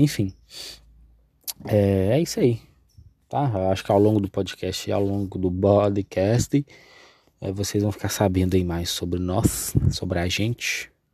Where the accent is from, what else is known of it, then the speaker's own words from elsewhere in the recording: Coronel Fabriciano, Minas Gerais, Brazil; Eu sou mineiro, aqui de Coronel Fabriciano.